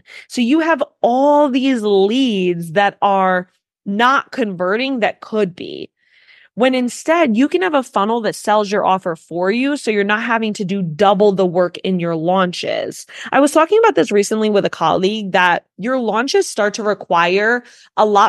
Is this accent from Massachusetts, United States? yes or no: no; New York, United States; I'm a New Yorker that ran a multiple six-figure funnel agency